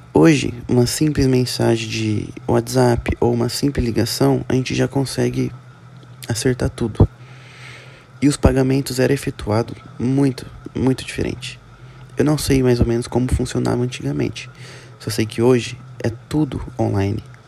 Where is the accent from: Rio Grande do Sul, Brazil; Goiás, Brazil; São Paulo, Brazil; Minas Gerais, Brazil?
São Paulo, Brazil; Presidente Prudente; sou da, sou da cidade de Presidente Prudente, interior de São Paulo